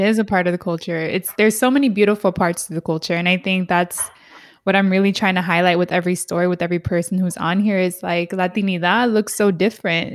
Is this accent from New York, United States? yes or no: no; San Diego, California, United States; I'm from San Diego, was born and raised here